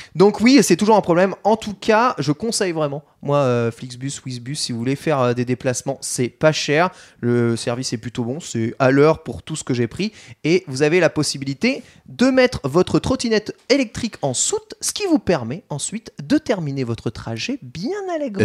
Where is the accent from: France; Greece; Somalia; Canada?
France; countryside around Troyes, Grand Est; now in Paris, France; là où j'ai grandi, en campagne troyenne